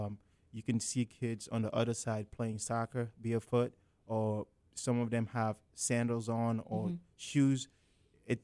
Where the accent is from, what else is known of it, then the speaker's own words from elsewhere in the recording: Sierra Leone; I'm from Sierra Leone, West Africa, and Sierra Leone is located on the west coast of Africa, by the Atlantic Ocean.